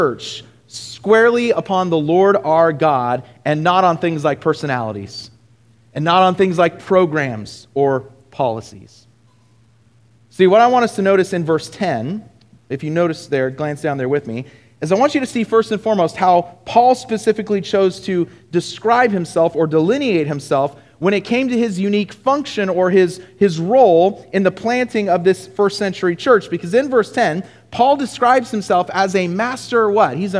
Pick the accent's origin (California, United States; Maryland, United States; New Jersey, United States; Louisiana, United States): California, United States; Southern; moved away; I'm from Southern California originally